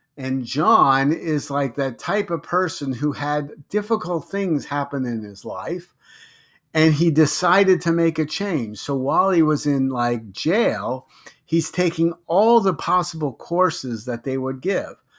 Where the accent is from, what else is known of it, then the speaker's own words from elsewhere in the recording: Long Island, New York, United States; also born or lived in Brooklyn, New York / White Plains, New York; I was born in Brooklyn, New York. You know, I lived in Lo-, on Long Island, New York until the ninth grade, and then I moved to White Plains, New York, where I actually finished high school